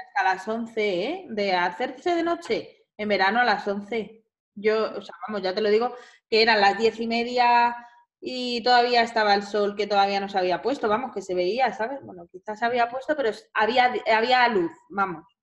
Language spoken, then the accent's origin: Spanish; Madrid, Community of Madrid, Spain; yo soy de Madrid, ¿eh? que yo no vivo en Barcelona